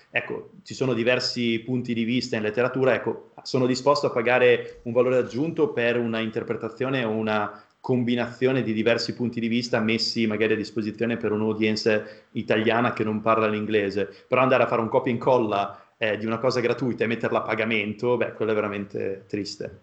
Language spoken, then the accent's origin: Italian; a small town in the province of Modena, Emilia-Romagna, Italy; moved away; vengo da un paesino eh, della provincia di Modena, eh, veramente piccolo